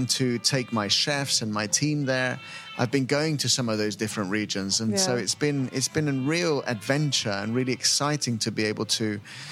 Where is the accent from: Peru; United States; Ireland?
Peru; Lima; I grew up in Lima